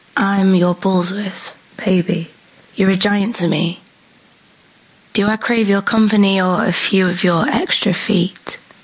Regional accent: Pendle, North West England, United Kingdom; my hometown. There's a very famous hill there that hosted the Pendle Witch Trials

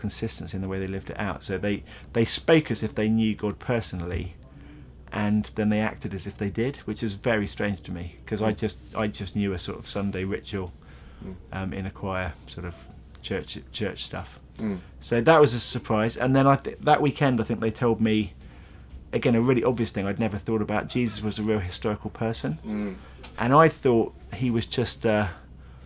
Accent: Godmanchester, East of England, United Kingdom; also born or lived in Bedford; now in London, United Kingdom; So born in Bedford and then grew up in Cambridgeshire. So I grew up in a little town called Godmanchester

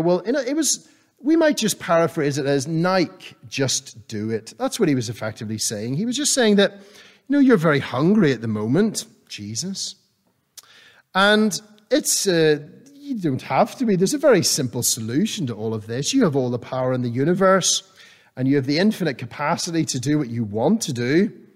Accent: Northern Ireland, United Kingdom; growing up in Northern Ireland, I was used to the cold and the damp and the wet of summer

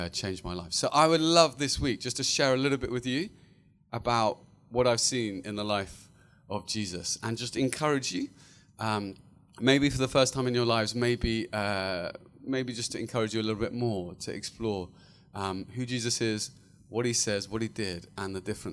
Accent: Luton, East of England, United Kingdom; moved away as an adult; now in London, United Kingdom; I was born and bred in a beautiful little town just north of London called Luton

